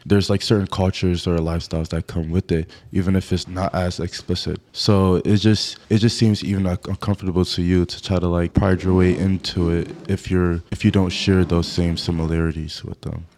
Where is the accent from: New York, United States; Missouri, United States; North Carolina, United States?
New York, United States; Rochester; moved away as an adult; now in Syracuse, United States; My hometown is in Rochester, New York, upstate New York.